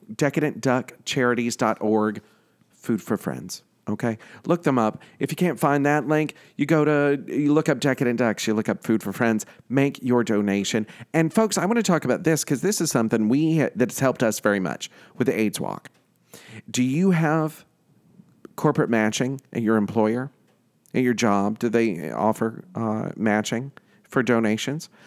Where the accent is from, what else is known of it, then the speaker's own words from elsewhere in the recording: New York City, New York, United States; I'm from Queens